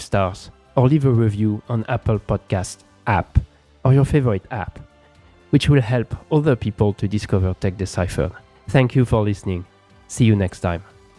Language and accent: English; Paris, Île-de-France, France; moved away as an adult; also born or lived in Philadelphia / Beijing / Shanghai; now in San Francisco Bay Area, United States; I have lived in Paris, my hometown, Philadelphia